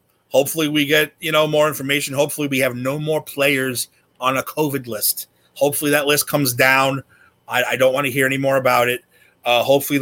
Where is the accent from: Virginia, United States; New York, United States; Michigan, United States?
New York, United States; New York City; I grew up in Woodside under the 7 train